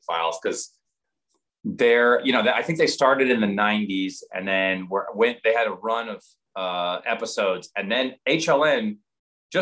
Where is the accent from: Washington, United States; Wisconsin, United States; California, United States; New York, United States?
Washington, United States; Seattle; also born or lived in New Jersey; we moved from Seattle to New Jersey in 1977.